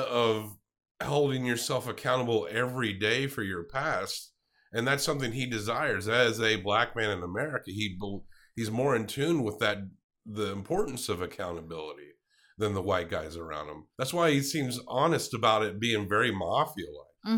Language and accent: English; the South, United States; we grew up in the South